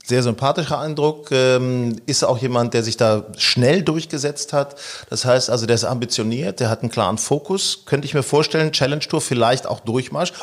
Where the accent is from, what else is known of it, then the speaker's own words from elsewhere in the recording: Northern Germany, Germany; also born or lived in Hanover; Wir stammen ja aus Norddeutschland.